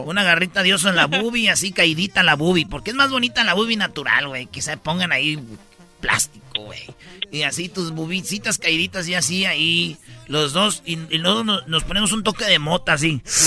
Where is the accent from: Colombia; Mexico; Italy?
Mexico; Michoacán; now in United States; puro Michoacán. Yo también de allí soy